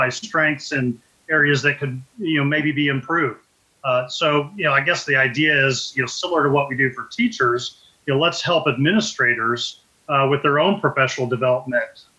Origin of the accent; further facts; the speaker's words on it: Richmond, Indiana, United States; now in Fishers, United States; I grew up in Richmond, Indiana.